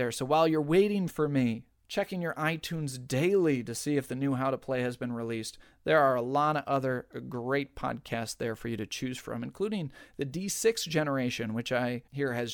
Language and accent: English; Southern United States, United States; accent: Southern; Originally, I had planned on d- doing the entire thing in my wonderful Southern accent.